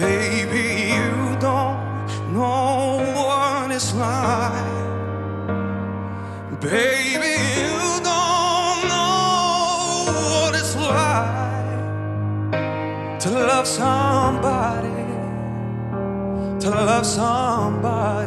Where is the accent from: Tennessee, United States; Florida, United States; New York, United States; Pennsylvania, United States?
Tennessee, United States; East; now in Orange County, United States; I'm originally from East Tennessee, but right now I live in Orange County